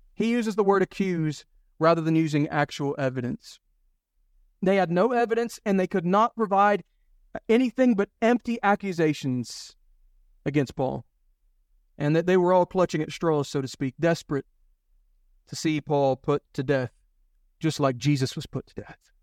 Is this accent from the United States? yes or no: yes; United States; now in United Kingdom; me being an American, uh, living in Britain, uh, living in Europe